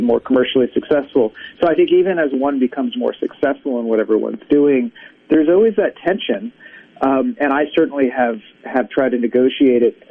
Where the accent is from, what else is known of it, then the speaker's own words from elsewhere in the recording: West Coast, United States; now in Brooklyn, United States; I'm originally from the West Coast, but I've been out here for uh, for quite a while, uh, last 20 years or so.